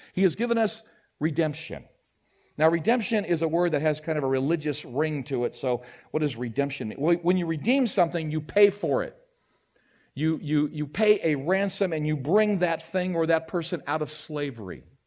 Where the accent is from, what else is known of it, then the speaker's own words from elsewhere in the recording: United States; I'm an American